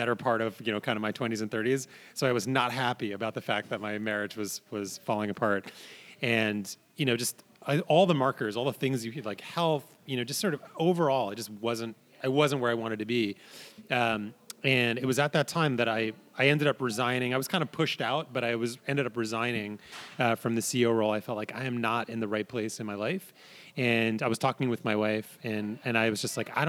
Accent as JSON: {"language": "English", "region": "New York", "country": "United States", "tie": "born or raised there", "also_born_or_lived": "San Francisco / Ashland, Oregon", "moved": "yes", "said": "I grew up in New York and I spent a lot of time in San Francisco."}